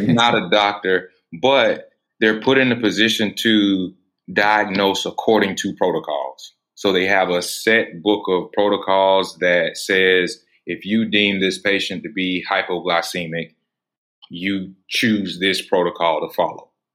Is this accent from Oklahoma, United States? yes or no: no; Atlanta, Georgia, United States; I was actually born in the city of Atlanta